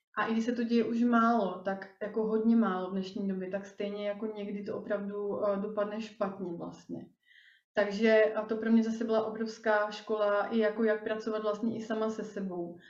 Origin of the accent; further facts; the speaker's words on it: Rýmařov, Moravian-Silesian Region, Czechia; moved away; já pocházím původně z Moravy, z takového malého městečka na Moravě